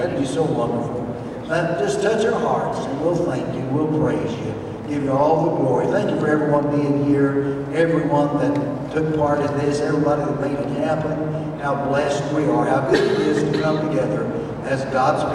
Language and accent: English; Tennessee, United States; I'm from Tennessee